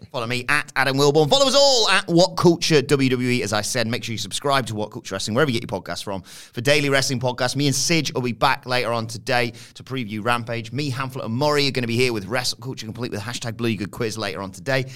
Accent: United Kingdom; being British viewers

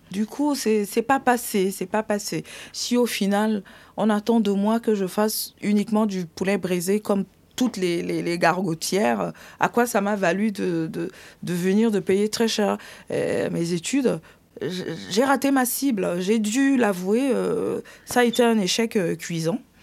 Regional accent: Yaoundé, Centre, Cameroon; moved away as an adult; now in Colombes, France; je suis née au Cameroun, dans la ville euh, de Yaoundé

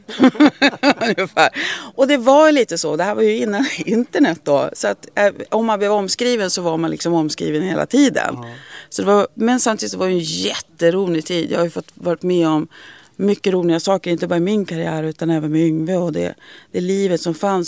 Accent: Skellefteå, Västerbotten County, Sweden; moved away as an adult; also born or lived in United States; now in Stockholm, Sweden; Jag, jag trivdes bra i Skellefteå, men jag hade liksom alltid sedan väldigt unga år haft det i mig att jag skulle flytta

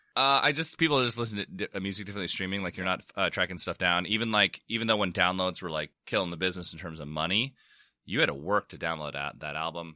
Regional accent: San Diego, California, United States; I'm, I'm from San Diego

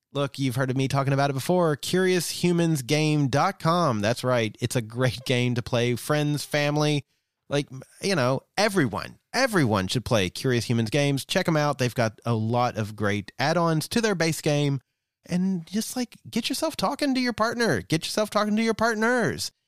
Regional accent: Southeast US, United States; growing up in the Southeast, uh, of the U S, very conservative

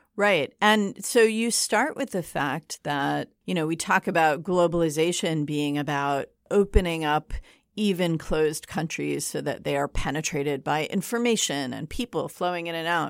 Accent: East Lansing, Michigan, United States; moved away; Michigan, my home state

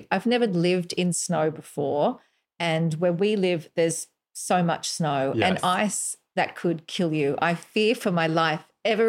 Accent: Australia; now in Canada; And I'm Australian.

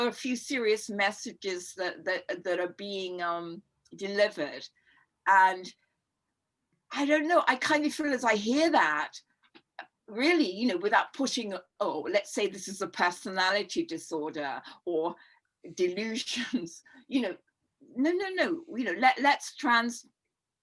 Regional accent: London, United Kingdom; I grew up in Notting Hill Gate

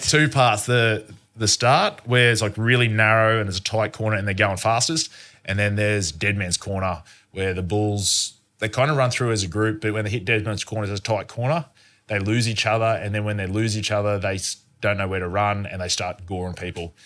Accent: Australia; growing up in Australia

